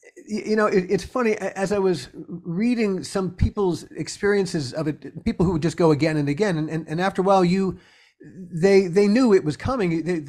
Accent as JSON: {"language": "English", "town": "Baltimore", "region": "Maryland", "country": "United States", "tie": "born or raised there", "said": "I grew up in Baltimore."}